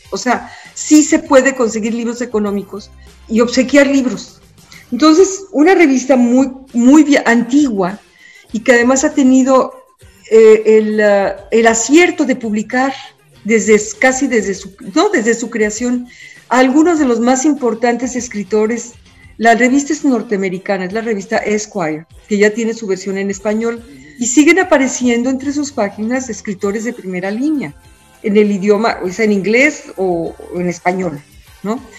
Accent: Mexico; soy mexicana

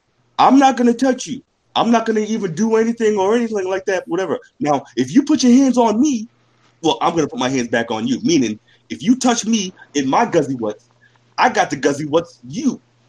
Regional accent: United States; I'm from America.

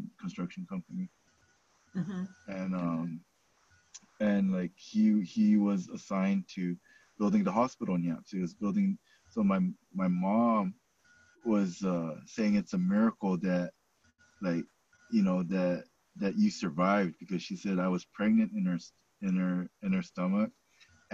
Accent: Guam; I was born here on Guam

